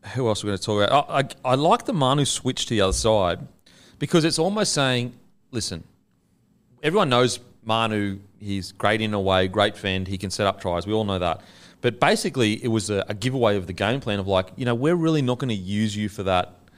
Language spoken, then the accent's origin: English; Australia; as an Australian